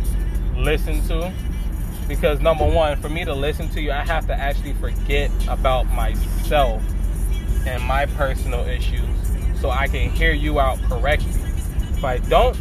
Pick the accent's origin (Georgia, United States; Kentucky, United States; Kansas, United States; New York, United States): New York, United States; New York City; From New York City, family's from Jamaica, so I have a Caribbean background.